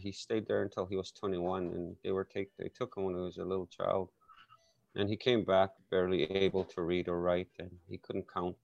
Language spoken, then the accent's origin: English; Saskatchewan, Canada; I grew up in Canada, Saskatchewan